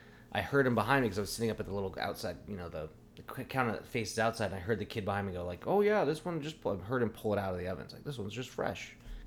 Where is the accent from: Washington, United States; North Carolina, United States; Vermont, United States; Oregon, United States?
Oregon, United States; Eugene; now in Sonoma, United States; Eugene, Oregon, my hometown.